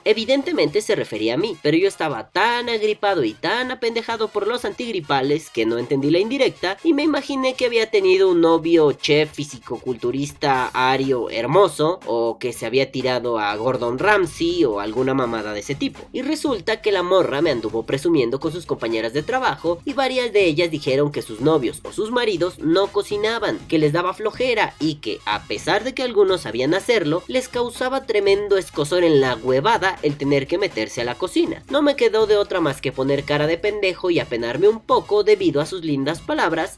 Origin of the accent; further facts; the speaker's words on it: Mexico; aquí en mi país, en México